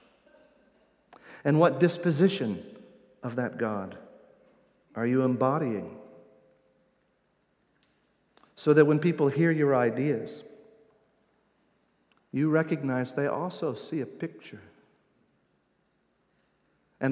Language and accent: English; Indiana, United States; accent: Midwestern Indiana; my Midwestern Indiana accent.